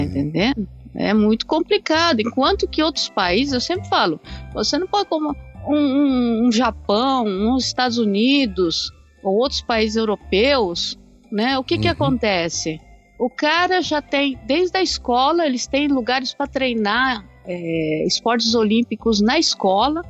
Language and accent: Portuguese; Brazil; now in Japan; eu sendo brasileira